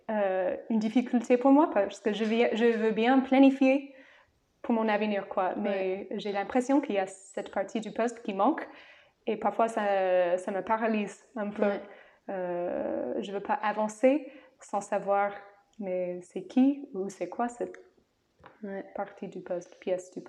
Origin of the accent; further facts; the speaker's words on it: United States; French is a second language; moved away; en tant qu'américaine.